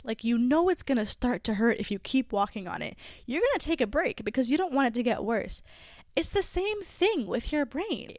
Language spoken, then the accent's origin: English; Canada; I am not in my home country, which I guess would be Canada